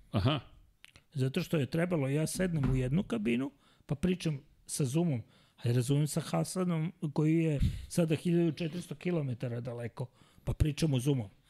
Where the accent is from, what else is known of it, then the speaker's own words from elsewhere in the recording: Serbia; kao mi Srbi